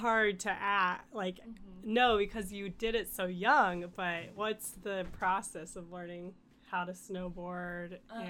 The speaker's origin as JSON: {"language": "English", "region": "Kansas", "country": "United States", "tie": "born or raised there", "said": "growing up in Kansas."}